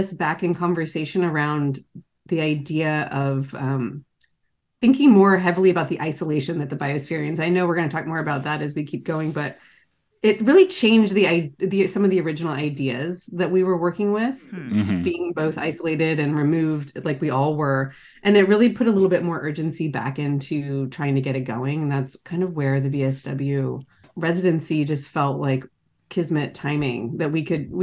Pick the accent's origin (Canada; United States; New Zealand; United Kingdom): United States; Charleston, South Carolina; now in San Francisco Bay Area, United States; I grew up in Charleston, South Carolina, and I now live in the San Francisco Bay Area